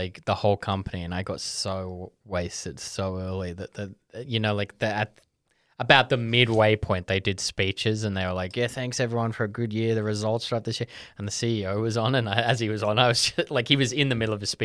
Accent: Netherlands; when I was growing up in Holland

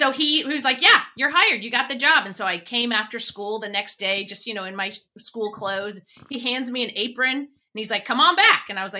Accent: Japan; born there; also born or lived in outside Washington, D.C., United States; So I'm a military brat kid. So I was born overseas in Japan and spent my growing up years moving every, 3 years kind of all around. And then ended up in doing high school up in just outside of Washington, D.C.

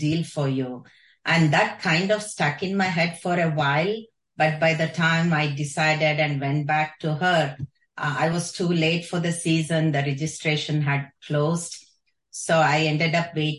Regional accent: Davangere, Karnataka, India; now in Westford, United States; I was born and brought up in Davangere, Karnataka

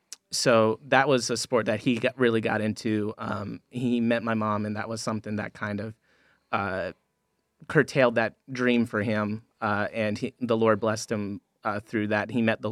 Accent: Florida, United States; Growing up, I grew up in South Florida. And one of the beautiful things about South Florida is fishing is everywhere.

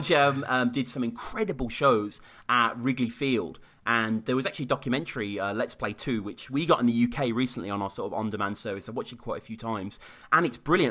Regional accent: Birmingham, West Midlands, United Kingdom; in my hometown of Birmingham

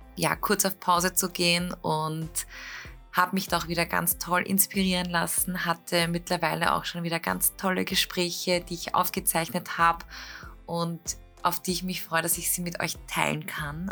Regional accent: Klosterneuburg, Lower Austria, Austria; wir kommen ja beide aus Kloster Neuburg

